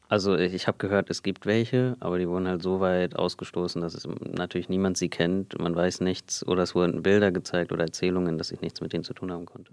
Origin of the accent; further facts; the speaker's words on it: Germany; Also ich bin hier geboren in Deutschland. Meine Eltern sind 1995 hierher gekommen, sind beide aus Indien, streng kulturell aufgewachsen und ich bin hier mit meinem Bruder in Deutschland groß groß geworden